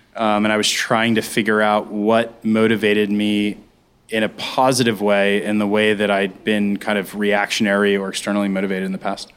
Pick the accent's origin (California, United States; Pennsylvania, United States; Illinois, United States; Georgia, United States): Pennsylvania, United States; Pittsburgh; born or raised there